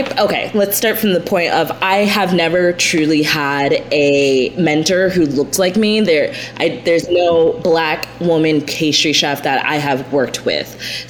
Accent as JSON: {"language": "English", "country": "Jamaica", "said": "And I'm Jamaican, so we had a connection."}